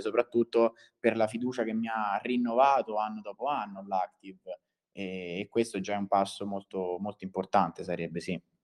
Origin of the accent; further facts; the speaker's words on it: Viterbo, Lazio, Italy; sono di Viterbo